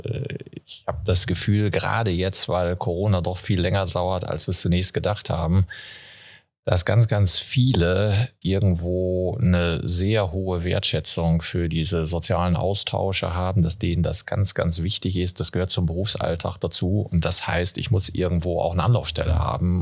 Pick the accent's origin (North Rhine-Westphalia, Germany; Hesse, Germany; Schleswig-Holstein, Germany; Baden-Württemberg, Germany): North Rhine-Westphalia, Germany; Castrop-Rauxel; moved away; da, wo ich aufgewachsen bin, auch in Kassel-Brauxel